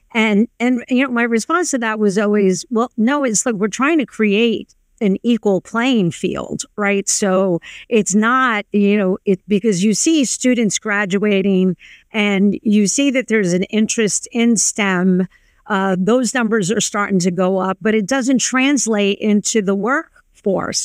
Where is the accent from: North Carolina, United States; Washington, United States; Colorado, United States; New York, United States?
New York, United States; I grew up on the Lower East Side of New York